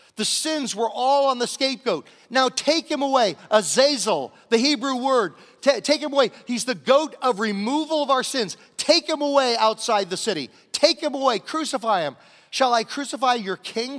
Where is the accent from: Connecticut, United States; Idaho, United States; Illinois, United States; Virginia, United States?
Virginia, United States; Southern; growing up in Southern Virginia in the nineteen sixties